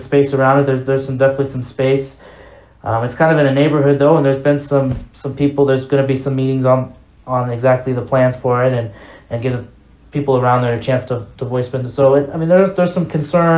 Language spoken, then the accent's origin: English; Las Vegas, Nevada, United States; I'm from Vegas, and you know, I grew up in Vegas